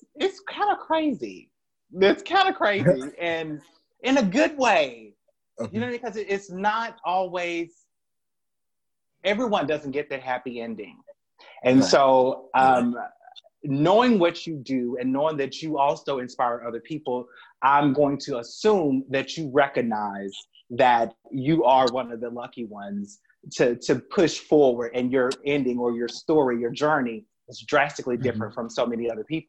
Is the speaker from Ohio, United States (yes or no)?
no; Memphis, Tennessee, United States; my hometown here in Memphis